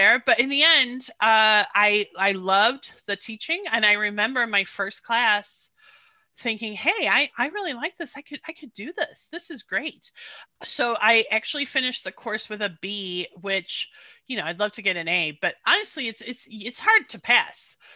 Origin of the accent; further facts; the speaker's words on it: United States; moved away as an adult; also born or lived in London; I'm American